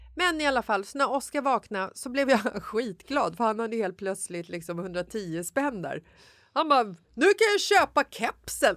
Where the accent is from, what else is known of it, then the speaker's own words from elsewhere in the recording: Stockholm, Stockholm County, Sweden; jag är från Bagarmossen